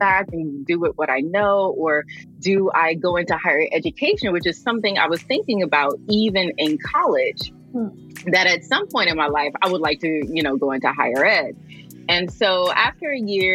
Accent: New York City, New York, United States; now in Los Angeles, United States; I am originally from the Flatbush section of Brooklyn, New York. But I live in Los Angeles, California

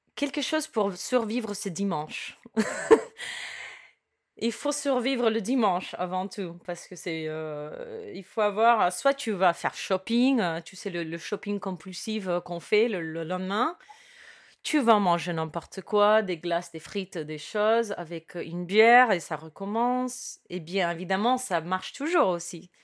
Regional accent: Cuba; moved away; also born or lived in United States; je suis née à Cuba et mes parents, ils ont fait, ils ont traversé des, des, obstacles

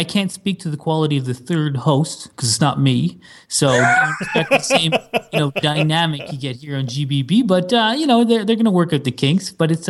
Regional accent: Quebec, Canada; moved away as an adult; also born or lived in British Columbia; now in Ottawa, Canada; I'm from Quebec. I lived like 30 years in Quebec or something

